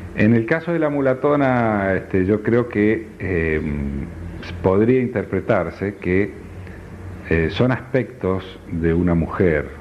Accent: Salta, Argentina; ¿Dónde naciste? En Salta.

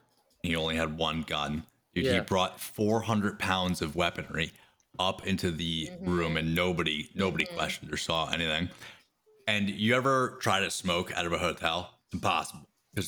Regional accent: New Jersey, United States; I grew up in Jersey by the Devil's Footprint.

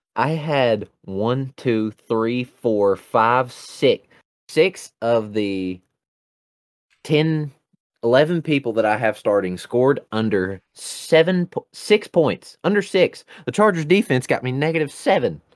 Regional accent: United States; accent: redneck; my redneck accent.

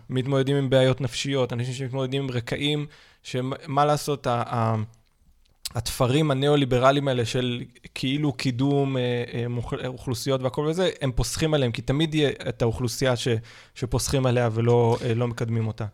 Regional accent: Israel; כולנו כישראל, בטח כישראלים

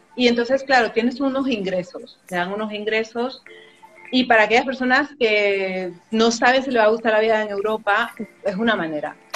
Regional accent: Panama; moved away as an adult; also born or lived in France; now in Spain; Y con ese año que me vine, la primera vez desde Panamá

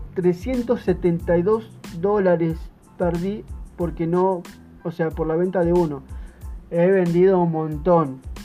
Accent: Buenos Aires, Argentina; soy de Buenos Aires, Argentina

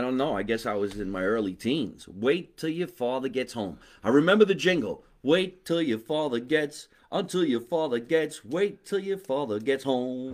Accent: New Jersey, United States; we're all from New Jersey

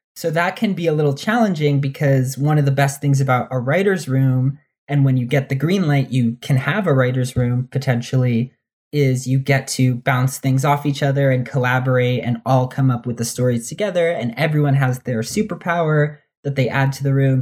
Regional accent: New Jersey, United States; also born or lived in New York / Dominican Republic (ancestry); I grew up in New Jersey

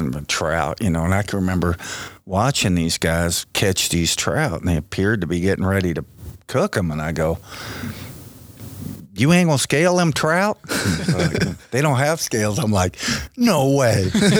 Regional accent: Southern Pines, North Carolina, United States; now in Sheridan, United States; I grew up in Southern Pines, North Carolina. And somehow, being a Southern kid that could ride horses just fit perfectly. You know, we hunted and fished

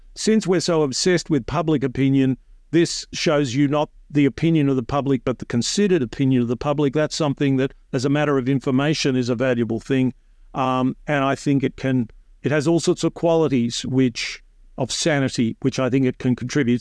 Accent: Australia

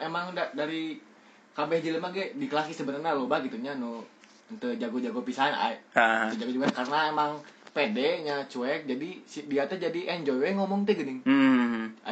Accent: Tasikmalaya, West Java, Indonesia; moved away as an adult; aing orang Tasik

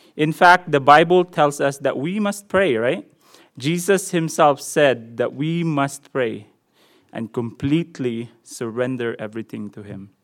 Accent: Philippines; accent: Filipino; my Filipino accent's coming out

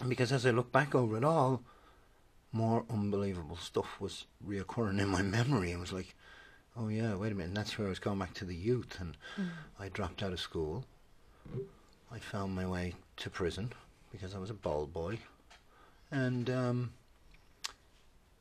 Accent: Skerries, Leinster, Ireland; It's out by Skerries, Loughshinney, Skerries, North County Dublin

